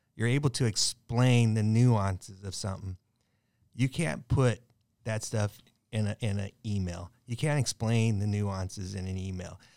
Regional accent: Long Beach, California, United States; I'm Long Beach, I grew up in Long Beach

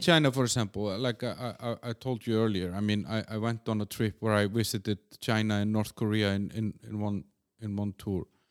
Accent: Iceland; also born or lived in Copenhagen, Denmark; now in Czech Republic; I'm from Iceland

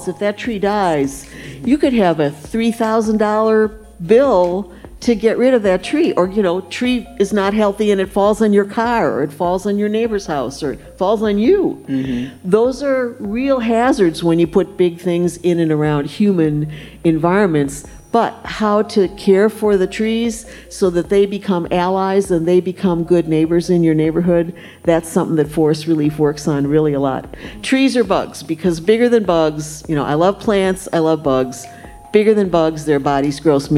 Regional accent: Wisconsin, United States; now in St. Louis, United States; I didn't grow up here. I grew up in Wisconsin.

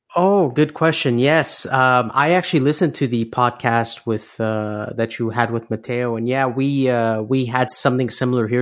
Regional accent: Canada; I was born in Canada

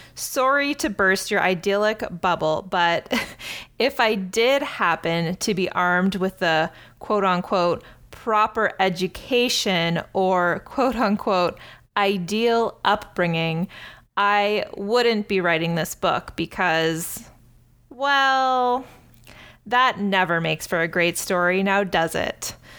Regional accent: Cambridge, Ontario, Canada; my hometown of Cambridge, Ontario

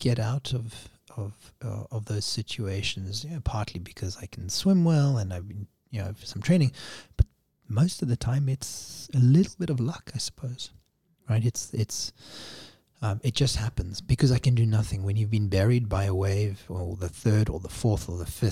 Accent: Cape Town, Western Cape, South Africa; Growing up in Cape Town, Cape Town used to be known as the Cape of Storms

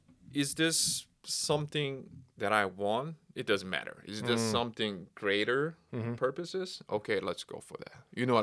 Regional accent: Seoul, South Korea; English is a second language; now in United States; I am from Seoul, South Korea.

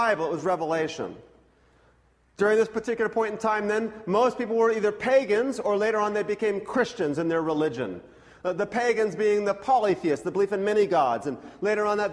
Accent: Scotland, United Kingdom; I'm Scottish

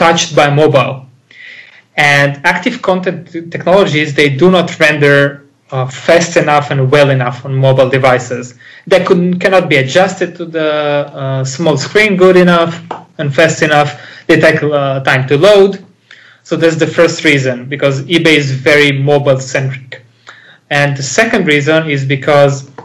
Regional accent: Israel; English is a second language; I'm Israeli

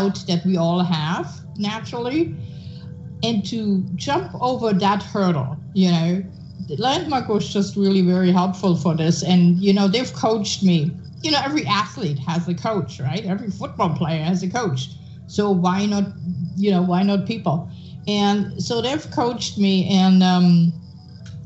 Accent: Germany; now in United States; I'm a German citizen, right? So besides being an American for a long time now, but here in America

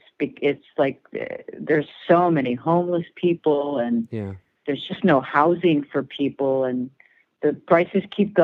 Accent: Cleveland, Ohio, United States; also born or lived in New York; now in Los Angeles, United States; I grew up in Cleveland

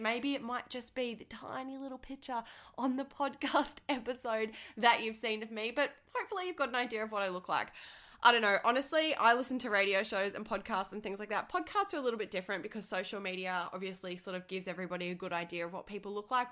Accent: Australia; I'm from Australia

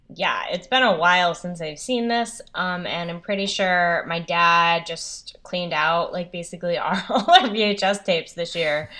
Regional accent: New England, United States; I'm from New England, the East Coast

